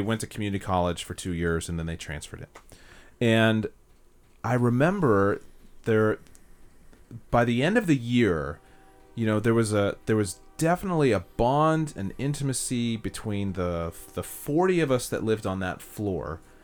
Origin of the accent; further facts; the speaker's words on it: Castro Valley, California, United States; also born or lived in Hayward, California; I grew up in Castro Valley.